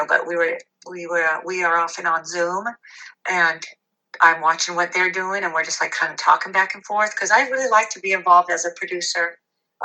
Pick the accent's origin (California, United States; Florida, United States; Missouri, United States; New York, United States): California, United States; Long Beach; now in Seal Beach, United States; born and raised in Long Beach